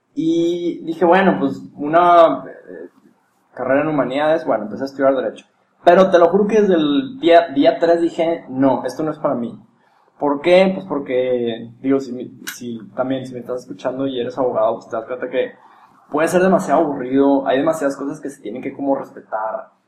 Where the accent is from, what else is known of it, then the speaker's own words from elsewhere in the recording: Monterrey, Nuevo León, Mexico; cómo somos los regios